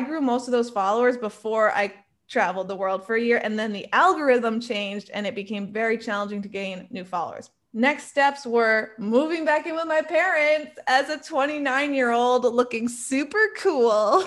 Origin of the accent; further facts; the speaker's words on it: New York, United States; I am a New Yorker at heart